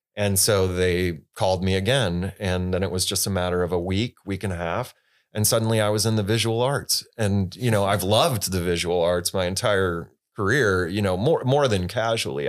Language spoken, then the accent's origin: English; Holland, Michigan, United States; also born or lived in Los Angeles, United States; now in Traverse City, United States; I grew up in Michigan, uh, in Holland, Michigan, in West Michigan downstate